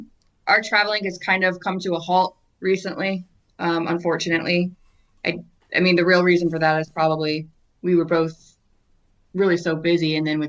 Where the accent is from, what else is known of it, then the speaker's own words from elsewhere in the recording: Great Smoky Mountains, United States; I grew up in the Smokies. I loved them.